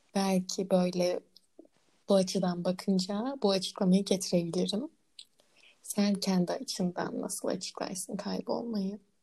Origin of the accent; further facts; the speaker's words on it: Ankara, Turkey; Konutkent'e kendimi Hı-hı. çok ait hissediyorum. Çünkü neden? Orada büyüdüm.